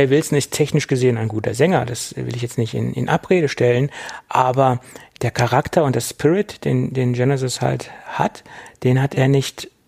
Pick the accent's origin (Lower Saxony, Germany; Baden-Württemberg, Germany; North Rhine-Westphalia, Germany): Lower Saxony, Germany; Göttingen; Ich komme nämlich aus Göttingen und ähm, besser, ja, und daher ist das halt entstanden.